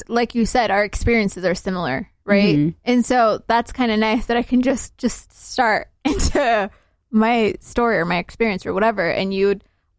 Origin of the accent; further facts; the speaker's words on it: Somalia; And so I would always say Somalia because that's what I'm used to. Right. When people ask me, where are you from here? They mean, what's your country of origin, basically.